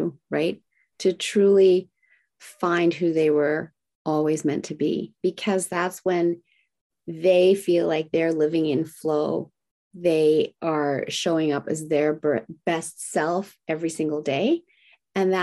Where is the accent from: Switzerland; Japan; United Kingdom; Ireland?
Japan; moved away; I was raised in Japan